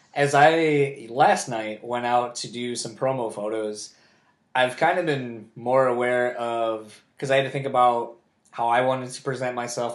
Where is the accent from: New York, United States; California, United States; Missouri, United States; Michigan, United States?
Michigan, United States; Kalamazoo; also born or lived in Delaware / Grand Rapids, Michigan; I grew up in Kalamazoo, coming up to Grand Rapids